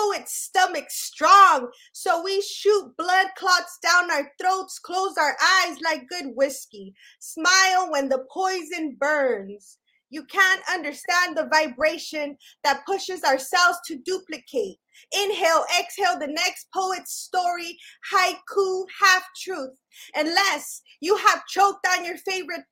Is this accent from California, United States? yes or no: yes; Los Angeles, California, United States; also born or lived in Chicago; I'm a poet from Boyle Heights, first of all. Raised, not born. I'm originally from the Shy, but they kicked me out when I was a baby